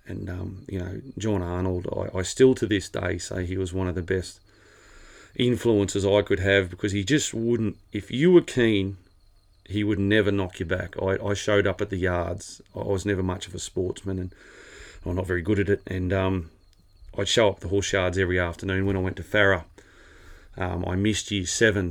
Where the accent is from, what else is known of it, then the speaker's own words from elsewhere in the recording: Rowena, New South Wales, Australia; also born or lived in Narrabri; born, um, oh, Narrabri, but lived west of Narrabri, a little town called Rowena. Went to school there. Uh, just a awesome place for a kid to grow up.